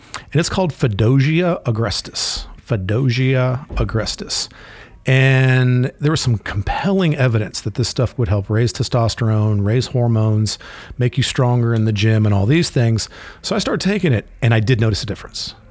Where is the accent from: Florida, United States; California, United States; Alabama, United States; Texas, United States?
Florida, United States; I grew up in Florida